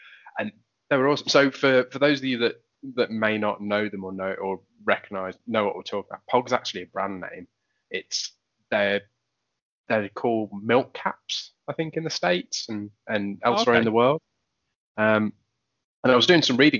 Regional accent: Poland; moved away; growing up in Poland, it was a tough upbringing.

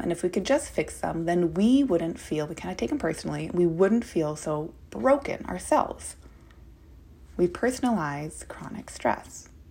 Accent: Minnesota, United States; now in Portland, United States; I am a Minnesotan

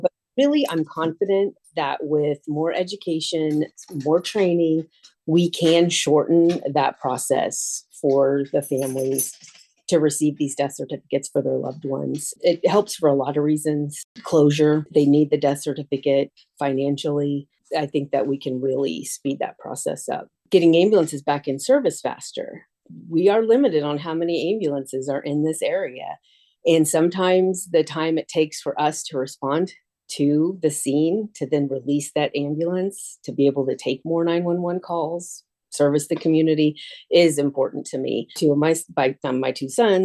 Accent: Tolono, Illinois, United States; now in Urbana, United States; I was raised in Tolono

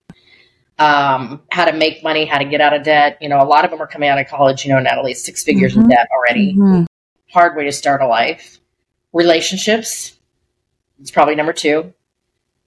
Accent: Colorado, United States; my husband and I grew up in Colorado

